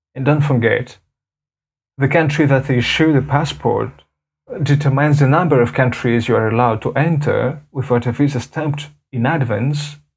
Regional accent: Madagascar; from Madagascar

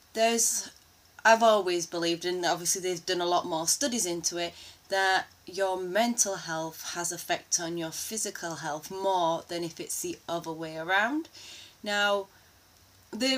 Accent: Yorkshire and the Humber, United Kingdom; a Yorkshire lass

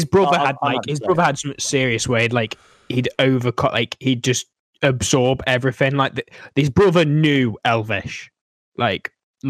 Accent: East Midlands, United Kingdom; accent: not southern; I say bath, not bath. I ain't southern.

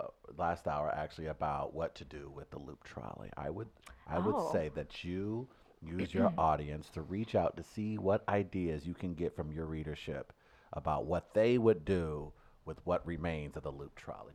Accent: St. Louis, Missouri, United States; moved away; I didn't know much about Joni's while I was living or growing up in St. Louis, and once I returned

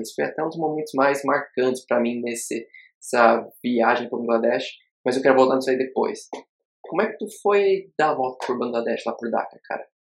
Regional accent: interior of Rio Grande do Sul, Brazil; now in Dubai, United Arab Emirates; um jovem, ex-jovem do interior gaúcho, que agora habita. Está aqui em Dubai

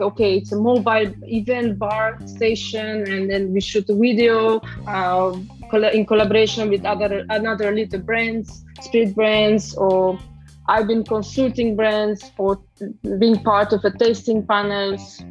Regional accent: Transylvania, Romania; English is a second language; moved away as an adult; also born or lived in London, United Kingdom; now in Switzerland; I'm actually originally from Transylvania. Uh, I grew up there and I'm from a very small village in the mountainside

